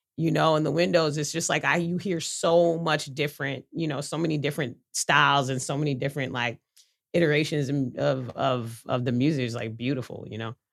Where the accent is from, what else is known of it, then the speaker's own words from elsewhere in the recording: New York City, New York, United States; growing up in New York City, but growing up in Brooklyn